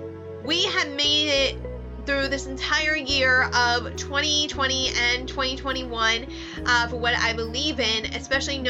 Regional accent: McKeesport, Pennsylvania, United States; also born or lived in Elizabeth, Pennsylvania; I moved from Elizabeth to McKeesport when I started 8th grade

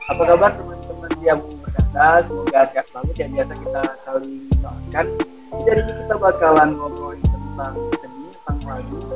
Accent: Kuala Simpang, Aceh, Indonesia; gitu sama dong aku juga orang Kuala Simpang loh

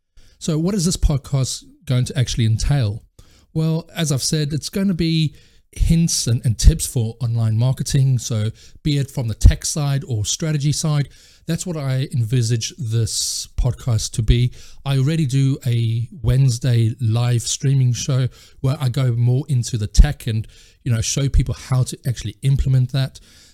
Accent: South Africa; also born or lived in France; now in United Kingdom; Well, I'm actually originally from South Africa, and I've now lived in South Africa, France, and the UK.

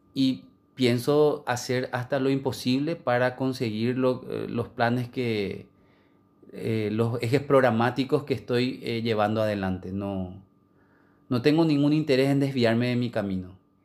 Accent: Paraguay; como cualquier paraguayo

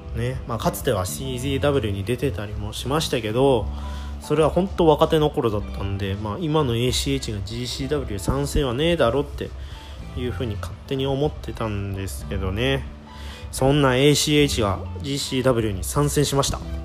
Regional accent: Japan; 生まれた時からずっと日本で暮らしてきたんですけど

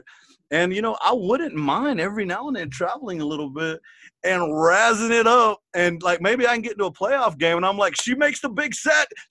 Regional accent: Garden City, Texas, United States; I'm from Garden City, Texas

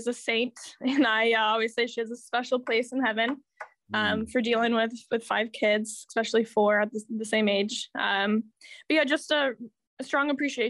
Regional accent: Muskegon, Michigan, United States; I grew up in Muskegon

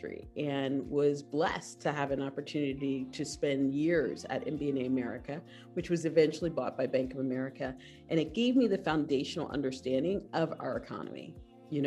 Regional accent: Philadelphia, Pennsylvania, United States; also born or lived in Allentown, Pennsylvania / Barbados; It started in Philadelphia, where I was born and raised

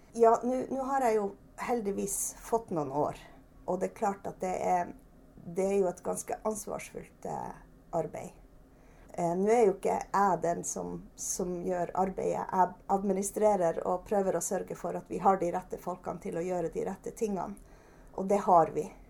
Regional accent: Trøndelag, Norway; now in Børselv, Norway; Jeg er jo egentlig trønder, og vi, vi har jo bodd i Finnmark i ganske mange år.

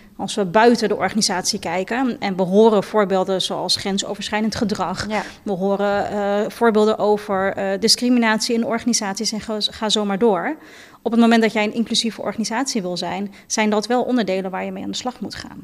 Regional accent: Netherlands; ik ben in Nederland geboren en getogen

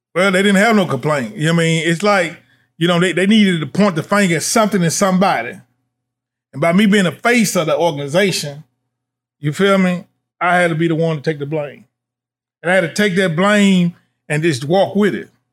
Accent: Nashville, Tennessee, United States; now in Louisville, United States; I'm from Nashville, Tennessee

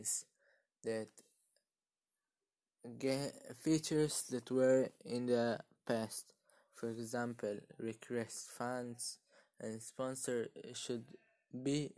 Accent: Israel; I am from Israel, and now I am 13 years old

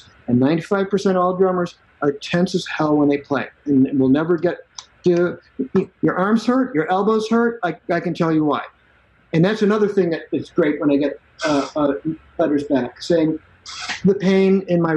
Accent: Chicago, Illinois, United States; now in Austin, Texas, United States; I grew up in Chicago

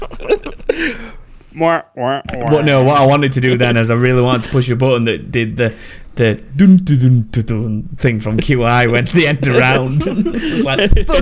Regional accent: United Kingdom; I'm so British

